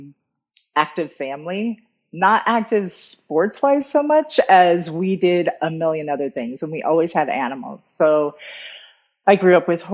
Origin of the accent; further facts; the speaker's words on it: Arizona, United States; also born or lived in Southern California / Phoenix; I'm from Arizona